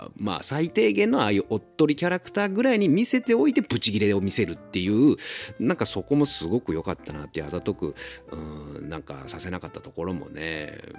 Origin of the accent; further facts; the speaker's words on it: Ageo, Saitama, Japan; 俺も埼玉県民だし、僕は上尾っていうところの出身なんだけど